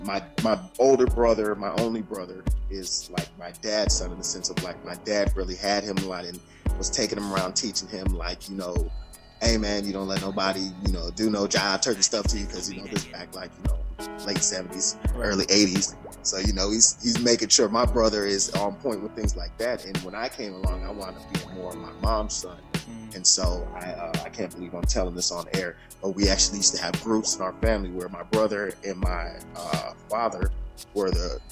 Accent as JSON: {"language": "English", "town": "Shaker Heights", "region": "Ohio", "country": "United States", "tie": "born or raised there", "also_born_or_lived": "Alaska", "said": "I did a lot of growing up in Shaker Heights. When we moved down, I thought coming from Alaska to Ohio"}